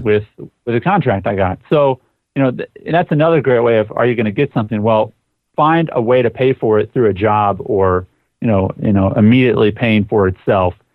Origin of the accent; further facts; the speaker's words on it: Sioux Falls, South Dakota, United States; my hometown in Sioux Falls, South Dakota.